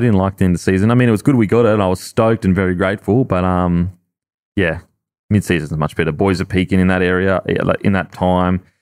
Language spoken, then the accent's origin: English; Australia; I look wog, but I'm Aussie